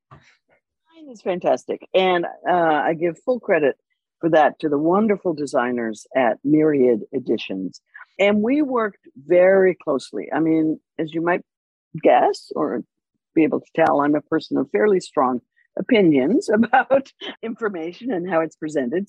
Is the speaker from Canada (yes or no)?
yes; Canada; I'm Canadian